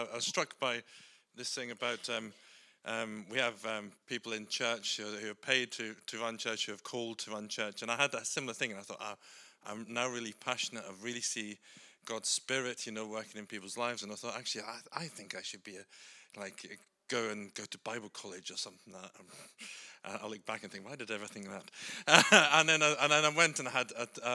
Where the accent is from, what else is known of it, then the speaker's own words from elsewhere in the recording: Scotland, United Kingdom; I'm Scottish.